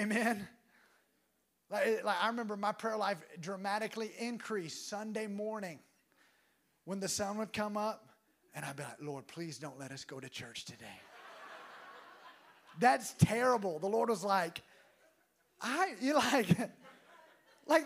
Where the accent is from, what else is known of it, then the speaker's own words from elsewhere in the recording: Alabama, United States; I was from Alabama where football's what you do.